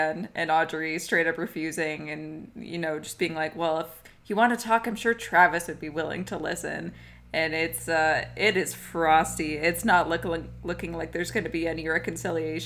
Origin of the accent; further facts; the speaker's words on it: Alberta, Canada; We were raised in Alberta